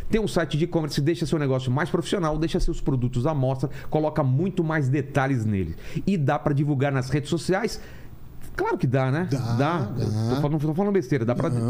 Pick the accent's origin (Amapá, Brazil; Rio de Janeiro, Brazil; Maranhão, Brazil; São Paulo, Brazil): São Paulo, Brazil; ABC Paulista; sou do ABC